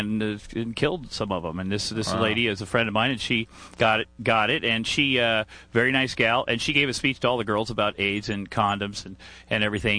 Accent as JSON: {"language": "English", "region": "Iowa", "country": "United States", "said": "I'm from Iowa"}